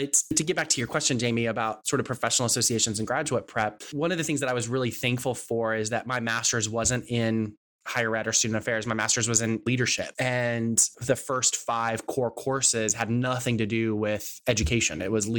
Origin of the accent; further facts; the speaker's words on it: Texas, United States; I'm from Texas. We have our own version of language.